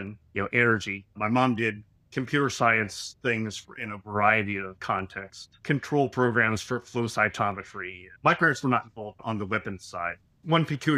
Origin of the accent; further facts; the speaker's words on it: Los Alamos, New Mexico, United States; also born or lived in Boston / Lancaster, United Kingdom; now in New Jersey, United States; I actually grew up in Los Alamos, New Mexico, which is a sort of peculiar town